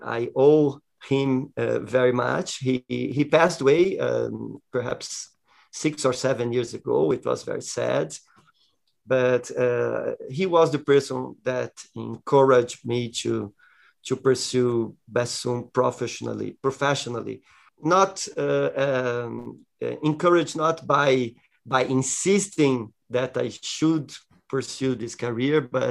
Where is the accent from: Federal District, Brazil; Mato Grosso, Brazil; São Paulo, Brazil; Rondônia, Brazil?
São Paulo, Brazil; Jundiaí; I joined a children orchestra in the music school in my hometown, Jundiaí, close to São Paulo